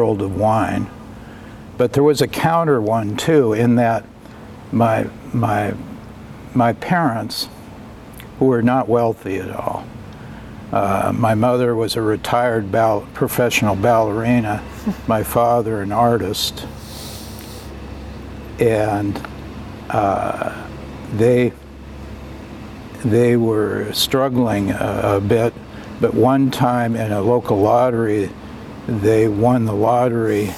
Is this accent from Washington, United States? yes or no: yes; Bainbridge Island, Washington, United States; moved away; I grew up in Puget Sound on Bainbridge Island